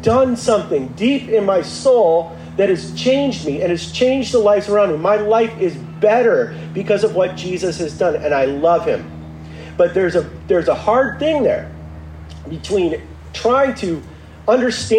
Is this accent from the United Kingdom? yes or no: no; Midwest, United States; now in Santa Monica, United States; I am in Santa Monica, but I was raised in the Midwest.